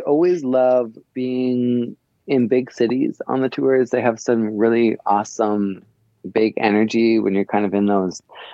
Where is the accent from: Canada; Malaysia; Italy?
Canada; I'm from Canada, so we have, you know, pretty limited amount of large cities